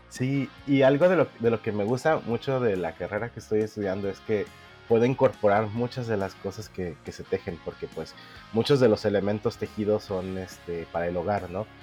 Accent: Mexico City, Mexico; moved away as an adult; now in Culiacán, Mexico; yo nací en la Ciudad de México, actualmente tengo 34 años

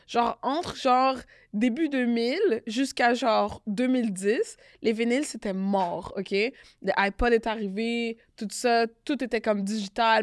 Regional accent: Canada; On est Canadien

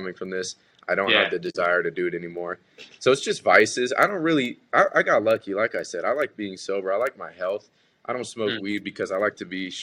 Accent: California, United States; growing up in Cali

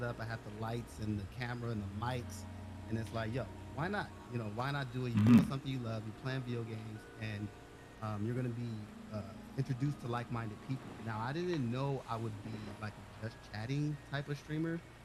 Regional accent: Los Angeles, California, United States; I grew up in South Central Los Angeles

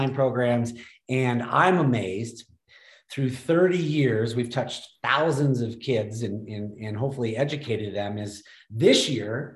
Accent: Middlebury, Vermont, United States; Snow Bowl, which is a kind of tiny ski area in Vermont. And I was just part of the junior racing program. My mom was a ski instructor

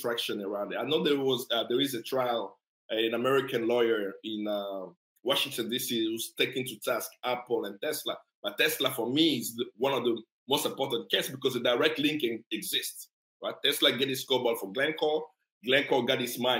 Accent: DR Congo; moved away; Growing up in Congo, Kolwezi did not have an international airport

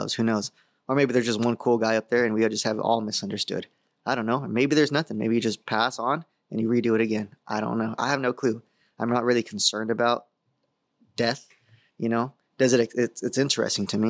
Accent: San Diego, California, United States; I grew up in the San Diego area.

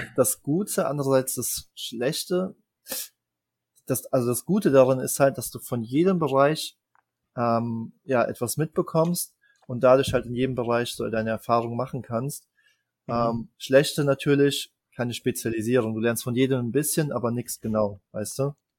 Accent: Germany; bei uns in Deutschland

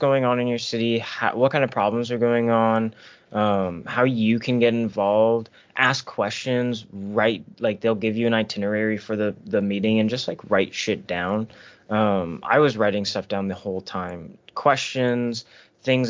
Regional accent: United States; most of my life as an American

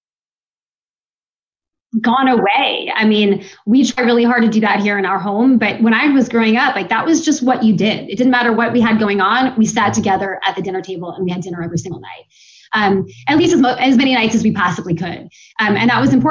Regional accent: Seattle, Washington, United States; moved away as an adult; also born or lived in Utah / Los Angeles; now in Virginia Beach, United States; I grew up in Seattle

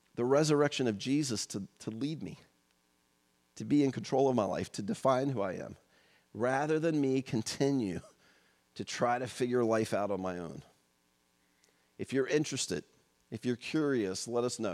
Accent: United States; born and raised in the United States in the second half of the twentieth century, as I was

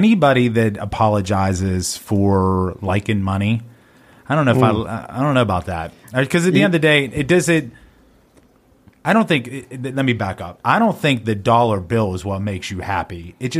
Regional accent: Wheeling, West Virginia, United States; growing up in Warwood

